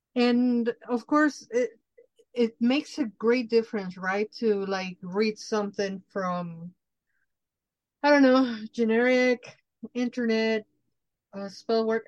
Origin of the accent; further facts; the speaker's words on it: Mexico City, Mexico; I'm Mexican from Mexico. I grew up in Mexico City